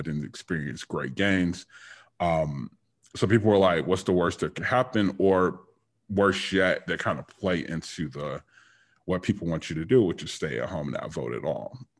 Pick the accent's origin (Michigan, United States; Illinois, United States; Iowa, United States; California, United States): Michigan, United States; Detroit; I was born and raised in Detroit